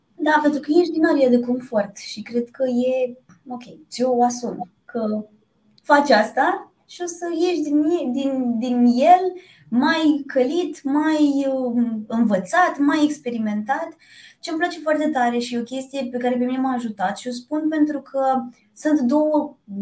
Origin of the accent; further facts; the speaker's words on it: Piatra Neamț, Neamț County, Romania; now in Bucharest, Romania; am 36 de ani, vin din Piatra Neamț, deci eu uh, ca uh, am căutat visul american la București